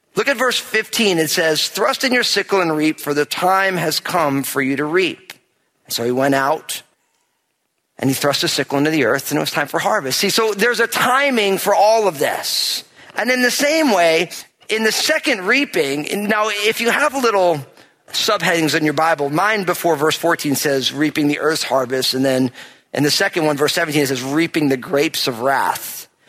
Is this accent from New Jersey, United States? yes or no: yes; New Jersey, United States; moved away as an adult; also born or lived in West Coast; my home state of New Jersey